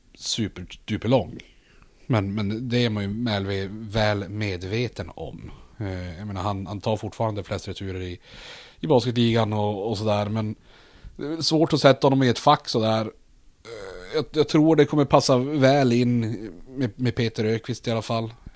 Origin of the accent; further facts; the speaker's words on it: Luleå, Norrbotten County, Sweden; vi är ju tillväxtkommunen nummer ett i Sverige.